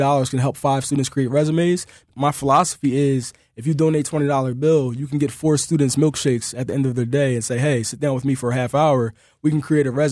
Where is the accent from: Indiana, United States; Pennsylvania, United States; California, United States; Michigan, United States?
Pennsylvania, United States; Philadelphia; I come from a really dynamic background as it relates to growing up in Philadelphia as an African-American male